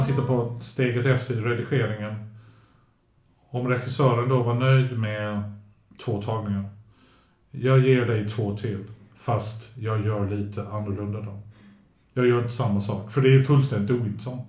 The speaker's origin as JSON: {"language": "Swedish", "country": "Sweden", "said": "Min mamma har ju alltid låtit oss bli svenskar först"}